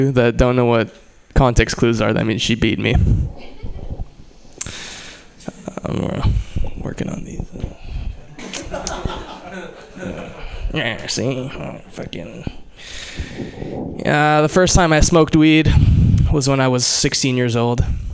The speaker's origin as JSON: {"language": "English", "region": "Hawaii", "country": "United States", "tie": "born or raised there", "moved": "yes", "said": "I grew up in Hawaii"}